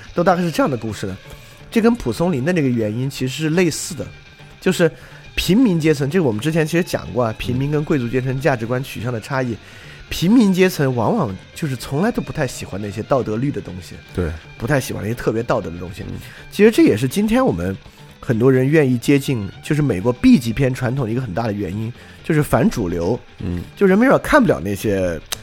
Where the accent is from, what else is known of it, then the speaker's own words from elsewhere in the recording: China; 我们中国人